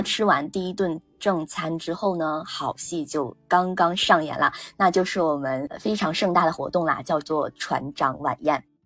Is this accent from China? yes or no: yes; China; 我们大陆这边呢，或者是说哪怕是台湾籍呢，其实都是我们同样的文化嘛